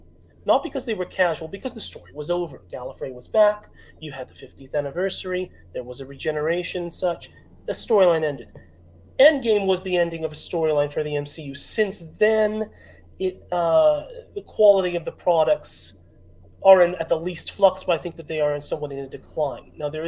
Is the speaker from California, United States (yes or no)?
yes; Los Angeles, California, United States; I'm from Los Angeles